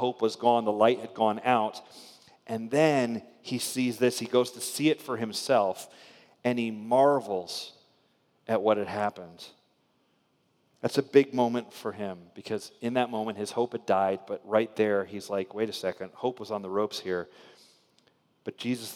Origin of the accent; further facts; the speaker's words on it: Spring Hill, Florida, United States; I grew up in a little town in Florida called Spring Hill